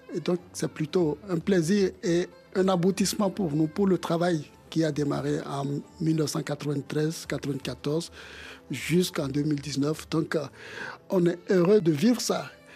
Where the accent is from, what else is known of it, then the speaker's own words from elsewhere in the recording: Bamako, Mali; moved away; also born or lived in Benin; j'ai vécu une bonne partie de mon enfance à Bamako au Mali